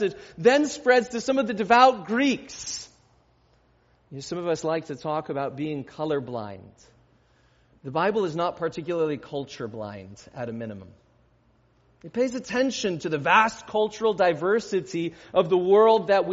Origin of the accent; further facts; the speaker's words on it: United States; as American Christians